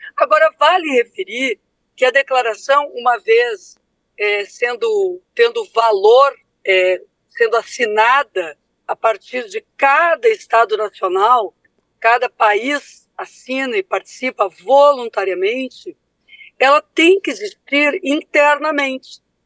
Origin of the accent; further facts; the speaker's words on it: Brazil; esse país tão complexo que é o nosso